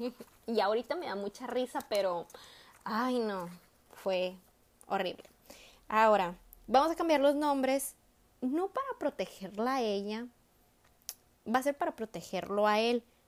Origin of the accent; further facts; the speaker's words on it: northern Mexico, Mexico; nosotros que somos norteñas, o sea, que vivimos acá en el norte del país, nosotros jugábamos a las bodas de chiquitas